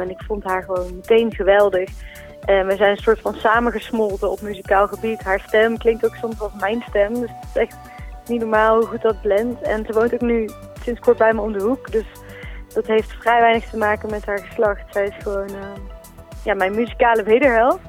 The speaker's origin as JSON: {"language": "Dutch", "town": "Eindhoven", "region": "North Brabant", "country": "Netherlands", "accent": "zachte G", "said": "uit Eindhoven"}